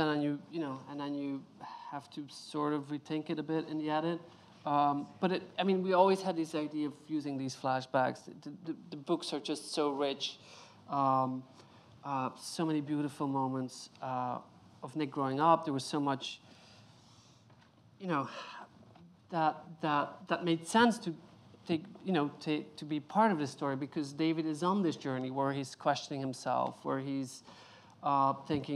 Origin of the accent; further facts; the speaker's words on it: Belgium; I come from Belgium